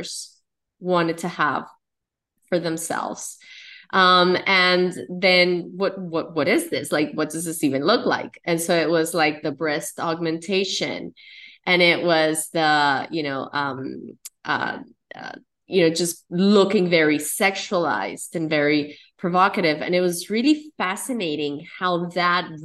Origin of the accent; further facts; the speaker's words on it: Colombia; I'm Colombian. I'm from South America. And, you know, the environment that I grew up in is Colombia